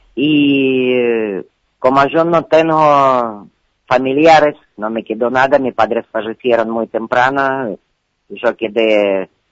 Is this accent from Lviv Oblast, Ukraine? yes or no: no; Donetsk, Donetsk Oblast, Ukraine; Spanish is a second language; moved away as an adult; now in Argentina; Yo nací en Ciudad Donetsk, que es parte de Ucrania